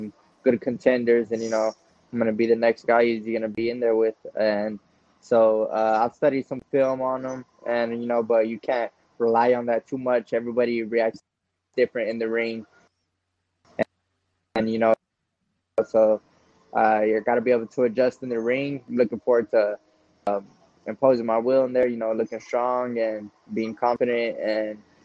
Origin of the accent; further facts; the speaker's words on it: Texas, United States; we're both from Texas